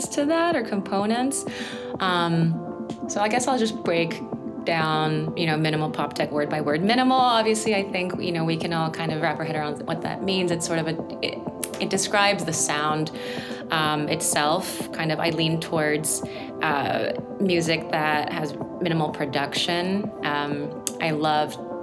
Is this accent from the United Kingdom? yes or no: no; South Korea; moved away; growing up in Korea